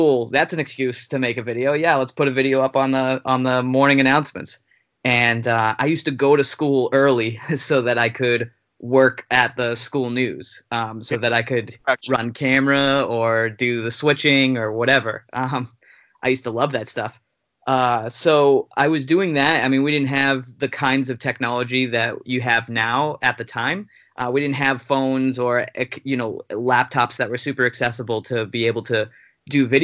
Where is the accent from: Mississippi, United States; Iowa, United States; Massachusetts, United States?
Massachusetts, United States; Lynn; moved away as an adult; also born or lived in Amherst, Massachusetts; now in Los Angeles, United States; I lived and grew up in Lynn my entire life